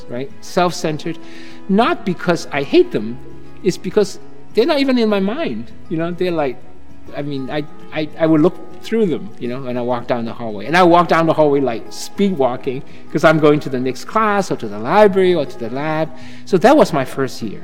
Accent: China; also born or lived in Southeast Asia / Cambridge, Massachusetts; now in Falmouth, United States; growing up in China

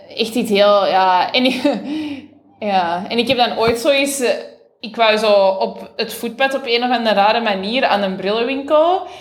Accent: Boechout, Flanders, Belgium; ik ben van Vreemde, dus dat is een deelgemeente van Boeghout. Dus dat is zo, ja, rond van Antwerpen.

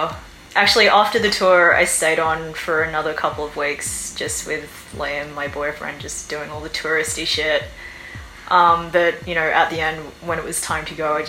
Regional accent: Sydney, New South Wales, Australia; moved away as an adult; also born or lived in South Korea; now in Seoul, South Korea; Yeah, it was all right growing up in Sydney. I grew up on Sydney's North Shore, which is like a fairly quite affluent area. And I also went to a private school.

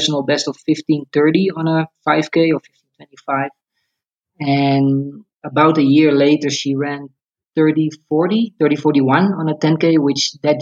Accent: Netherlands; moved away as an adult; now in Kenya; I was born in the Netherlands. I grew up there.

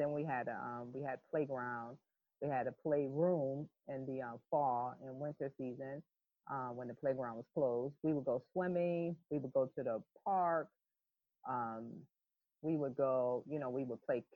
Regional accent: Hartford, Connecticut, United States; I grew up in a project called Bellevue Square, which is no longer called that now, in mid-50s, so I'm dating myself, mid-50s in the Hartford, Connecticut territory.

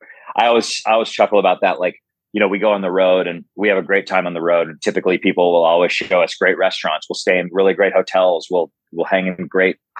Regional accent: California, United States; moved away as an adult; now in St. Louis, United States; I grew up in California

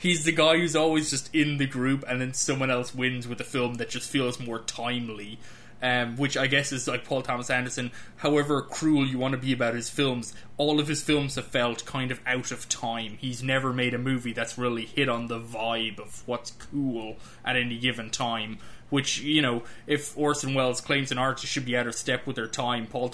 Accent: Ireland; moved away as an adult; now in United States; an Irishman who's lived in the US for several years now

